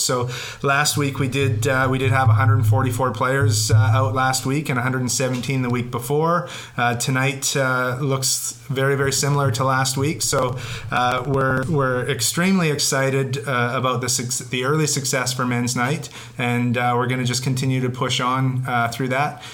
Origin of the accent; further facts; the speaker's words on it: British Columbia, Canada; as British Columbians